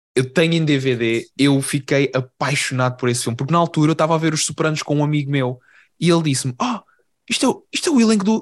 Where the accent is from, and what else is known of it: Portugal